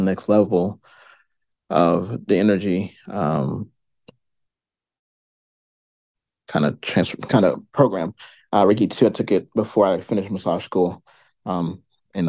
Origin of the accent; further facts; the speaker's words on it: St. Louis, Missouri, United States; I am from St. Louis, Missouri. I am born and raised here